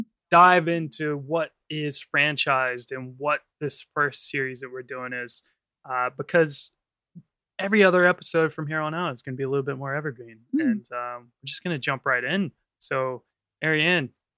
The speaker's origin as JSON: {"language": "English", "country": "United States", "moved": "yes", "lives_now": "London, United Kingdom", "said": "I'm originally from the United States of America"}